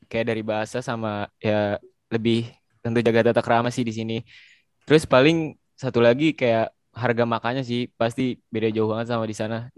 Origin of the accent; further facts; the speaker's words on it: Depok, West Java, Indonesia; Kebetulan gue juga dari anggota Mikat asal eh, gue juga dari Depok.